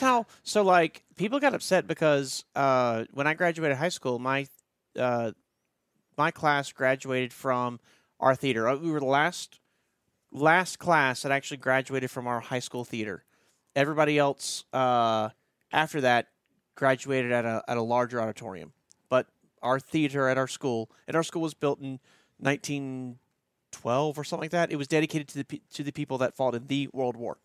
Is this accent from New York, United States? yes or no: no; Baton Rouge, Louisiana, United States; now in Dublin, Ohio, United States; we didn't have tornadoes growing up in Baton Rouge